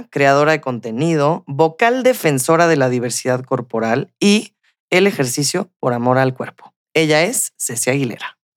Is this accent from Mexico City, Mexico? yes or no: yes; Mexico City, Mexico; Nosotras somos las morras chilangas.